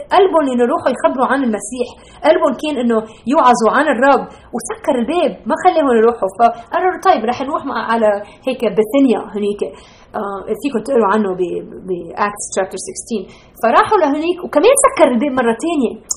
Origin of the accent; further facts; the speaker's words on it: Lebanon; moved away; انا ربيت بلبنان بالسبعينات